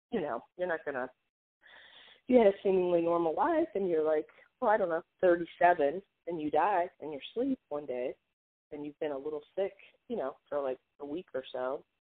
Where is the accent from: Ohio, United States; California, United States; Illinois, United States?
California, United States; Hollywood; and I think growing up in Hollywood, as I think we've talked about, like it's that, it's just that that is not real life.